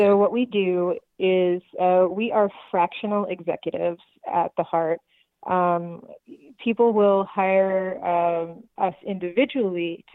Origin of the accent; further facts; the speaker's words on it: New York City, New York, United States; now in Las Vegas, United States; I grew up in New York City in the 70s